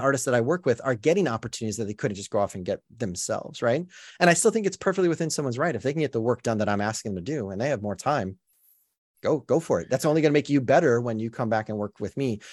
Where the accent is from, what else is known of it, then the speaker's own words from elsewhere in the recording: Chicago, Illinois, United States; moved away as an adult; now in Los Angeles, United States; I grew up in Chicago when the Bulls won.